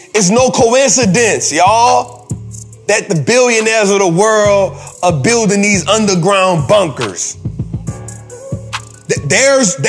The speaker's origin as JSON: {"language": "English", "town": "New Orleans", "region": "Louisiana", "country": "United States"}